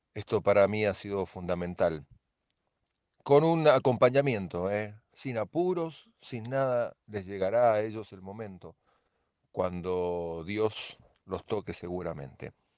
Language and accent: Spanish; Mexico; now in Chile; soy mexicano, pero vivo en Chile desde hace 20 años